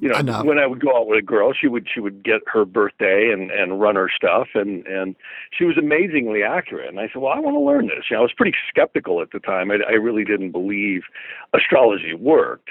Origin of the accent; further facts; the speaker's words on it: Wisconsin, United States; now in Calabasas, United States; I actually grew up in northern Wisconsin, a little place called Saner